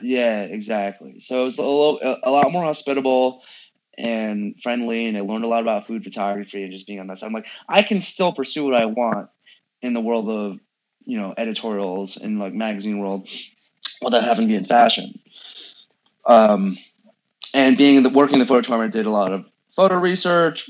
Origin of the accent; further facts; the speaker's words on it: San Francisco, California, United States; I grew up in San Francisco.